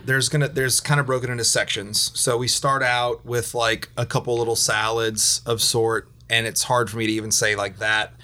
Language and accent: English; South Louisiana, United States; I'm from South Louisiana. I ate rice with every meal